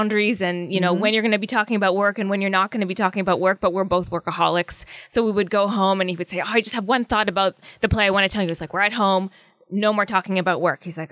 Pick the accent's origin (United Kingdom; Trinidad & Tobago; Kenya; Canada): Canada; Okanagan Valley, British Columbia; the Okanagan Valley, which is where I grew up in British Columbia.